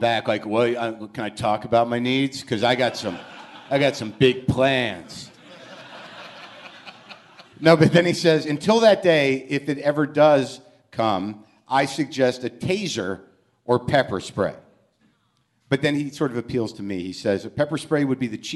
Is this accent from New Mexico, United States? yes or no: yes; New Mexico, United States; moved away; I grew up in New Mexico